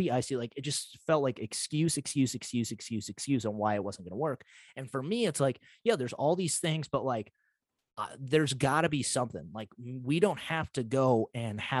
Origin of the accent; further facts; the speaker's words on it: United States; I'm from North Dakota, Montana area